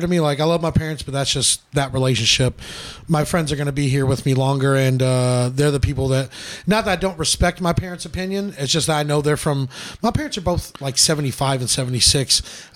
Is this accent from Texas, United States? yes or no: yes; Dallas suburb, Texas, United States; I grew up in a shitty suburb.